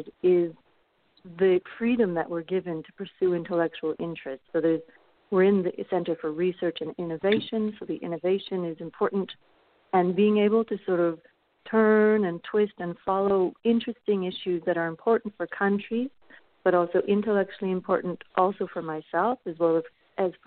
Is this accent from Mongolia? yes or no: no; Canada; moved away as an adult; now in Paris, France; I'm originally from Canada